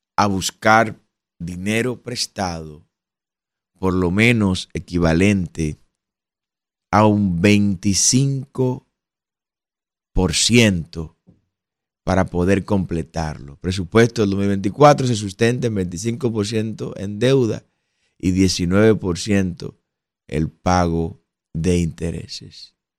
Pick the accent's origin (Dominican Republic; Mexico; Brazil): Dominican Republic; Usted y yo como dominicanos